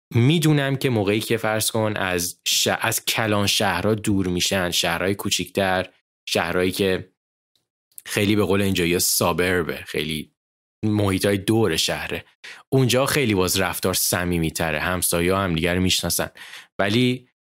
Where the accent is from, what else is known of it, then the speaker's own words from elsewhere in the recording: Iran; moved away as an adult; also born or lived in Dubai / United States; من و مامان بابام ستایی با هم دیگه سال 2013 از ایران اومدیم بیرون